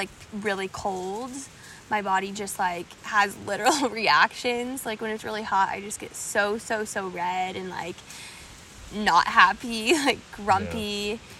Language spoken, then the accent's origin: English; Colorado, United States; moved away; also born or lived in California; I grew up in Colorado and then I lived in California and then I moved here.